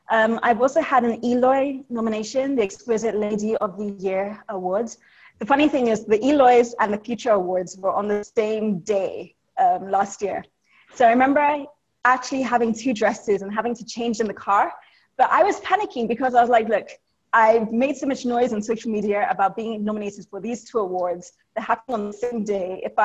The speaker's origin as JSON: {"language": "English", "country": "Nigeria", "lives_now": "Lagos, Nigeria", "said": "So I'm Nigerian, but my family is from Ibadan, which is a couple of hours away from Lagos, where I am."}